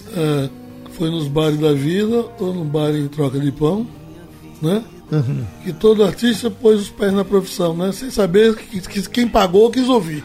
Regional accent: Vicência, Pernambuco, Brazil; also born or lived in Aliança / Timbaúba; Eu vivi entre Aliança, Timbaúba e Vicência, onde eu nasci

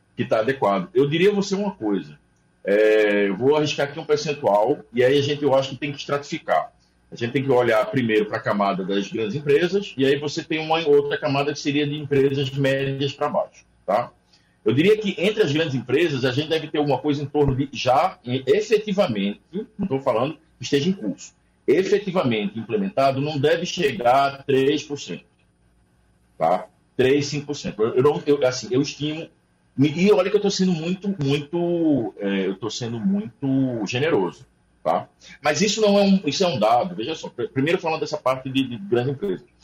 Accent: Pernambuco, Brazil; como pernambucano

